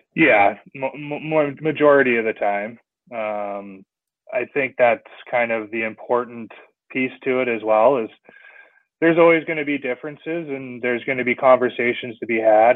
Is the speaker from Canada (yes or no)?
yes; Salmon Arm, British Columbia, Canada; also born or lived in Vernon, British Columbia / Kamloops, British Columbia; so I'm guessing that's why my hometown is listed as Vernon. But I spent all my hockey playing in Salmon Arm here growing up